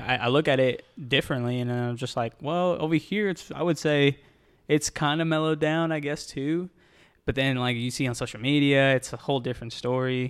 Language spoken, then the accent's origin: English; Texas, United States; now in Florida, United States; I'm from Texas